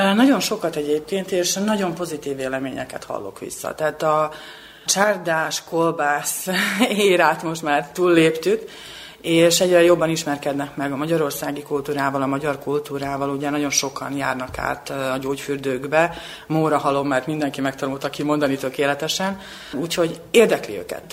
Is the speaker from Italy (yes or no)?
no; Subotica, Vojvodina, Serbia; moved away as an adult; now in Belgrade, Serbia; szülővárosomhoz, Szabadkához